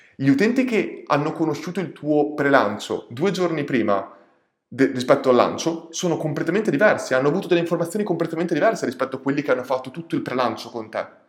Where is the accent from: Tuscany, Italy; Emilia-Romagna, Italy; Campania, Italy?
Emilia-Romagna, Italy; Ferrara; sono di Ferrara e molte volte facevo quella strada